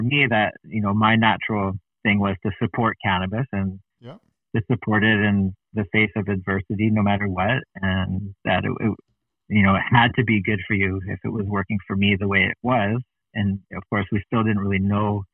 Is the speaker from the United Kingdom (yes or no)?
no; Canada; As a Canadian athlete